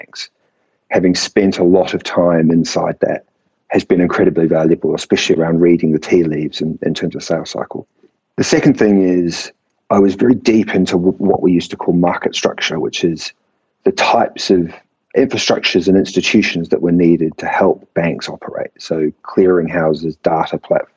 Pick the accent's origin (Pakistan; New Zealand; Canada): New Zealand; accent: Kiwi; now in London, United Kingdom; the accent is not a British accent, but in fact, a Kiwi accent. So I was born and bred in New Zealand.